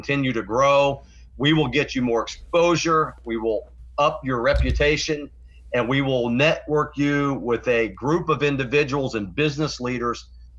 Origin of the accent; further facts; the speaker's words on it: Florida, United States; I was just a little baby when we got back. Anyhow, I grew up in Florida. Went off to Florida State University, got my degree in restaurant management